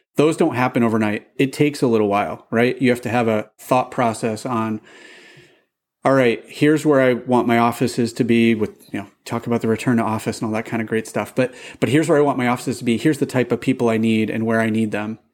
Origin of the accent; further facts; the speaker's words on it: Boston, Massachusetts, United States; I'm from Boston